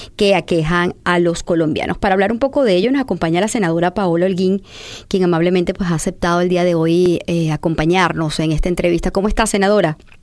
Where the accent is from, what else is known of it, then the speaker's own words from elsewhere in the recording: Venezuela; como venezolana